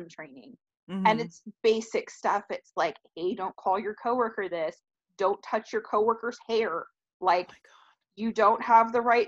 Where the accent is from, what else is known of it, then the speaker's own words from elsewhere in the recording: California, United States; now in Texas, United States; growing up in California